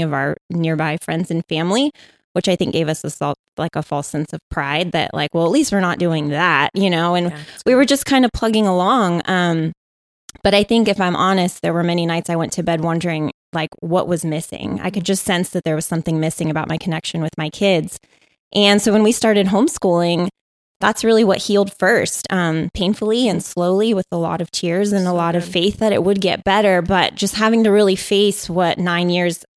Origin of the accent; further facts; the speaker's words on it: San Diego, California, United States; I was born and raised in San Diego.